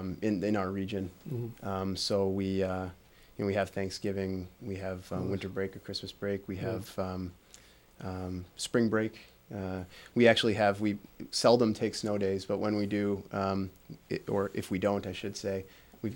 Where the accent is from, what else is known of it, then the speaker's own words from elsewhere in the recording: Midwest, United States; moved away; also born or lived in Michigan; coming from the Midwest